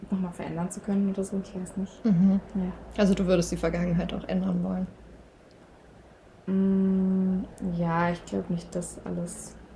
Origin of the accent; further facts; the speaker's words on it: Saxony, Germany; ich komme zwar aus Sachsen, aber ich spreche auch gar kein Sächsisch.